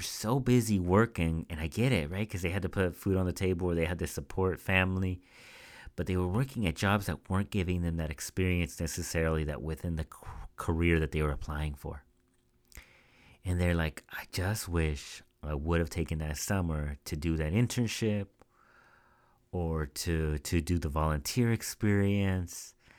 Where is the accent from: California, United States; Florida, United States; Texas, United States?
California, United States; Central Valley; moved away as an adult; now in Bay Area, United States; I grew up in the Central Valley, which is a smaller town